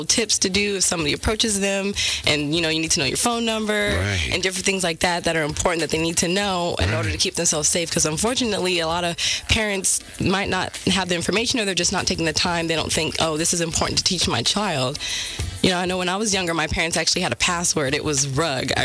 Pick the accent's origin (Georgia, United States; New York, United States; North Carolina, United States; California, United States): California, United States; Stockton; my hometown, Stockton